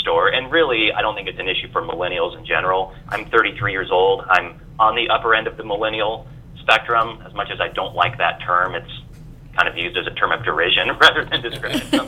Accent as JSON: {"language": "English", "town": "Des Moines", "region": "Iowa", "country": "United States", "tie": "born or raised there", "said": "I grew up in Des Moines, Iowa. That's where I'm at still. You know, I've come back to Des Moines after being away"}